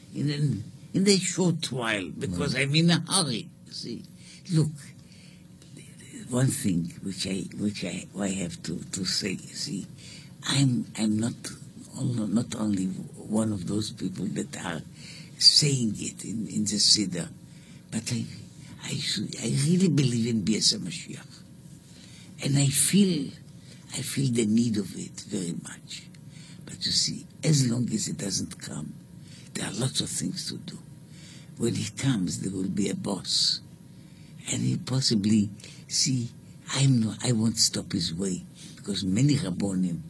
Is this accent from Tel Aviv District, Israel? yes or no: no; Jerusalem, Jerusalem District, Israel; I'm also from Jerusalem